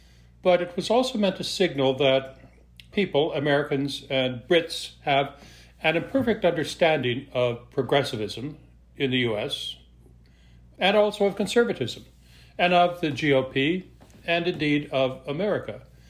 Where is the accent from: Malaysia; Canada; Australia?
Canada; Western Canada; I'm originally from Western Canada.